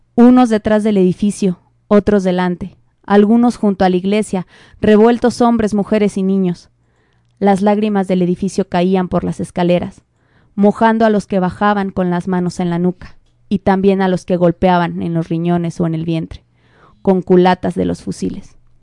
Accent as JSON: {"language": "Spanish", "country": "Mexico"}